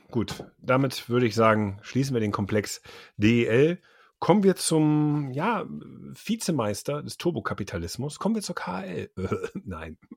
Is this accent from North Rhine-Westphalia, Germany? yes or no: yes; Düsseldorf, North Rhine-Westphalia, Germany; gerade mir als Düsseldorfer